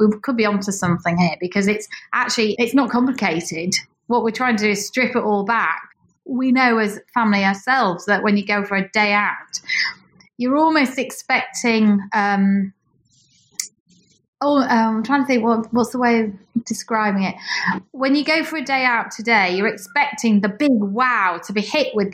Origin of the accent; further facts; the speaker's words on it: Yorkshire and the Humber, United Kingdom; moved away as an adult; I am from East Yorkshire